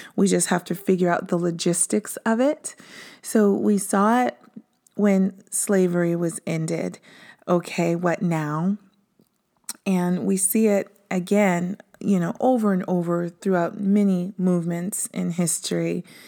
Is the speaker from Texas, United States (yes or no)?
no; Prince George's County, Maryland, United States; I was born in Prince George's County, Maryland